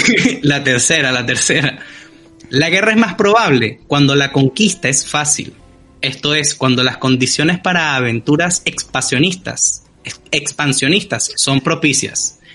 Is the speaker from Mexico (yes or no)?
no; Venezuela